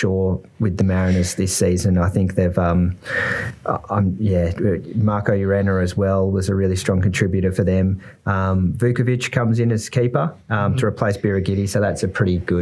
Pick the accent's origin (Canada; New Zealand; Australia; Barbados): Australia; as Australian